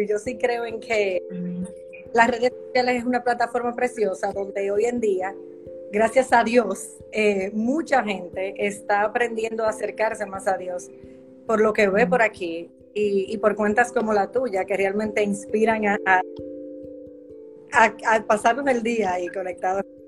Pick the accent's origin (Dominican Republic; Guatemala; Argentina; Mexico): Dominican Republic; yo soy dominicana también